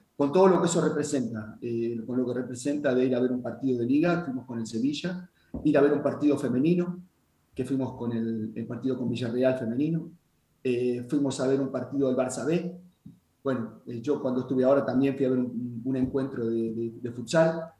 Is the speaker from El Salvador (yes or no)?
no; Argentina; now in Puerto Rico; yo como argentino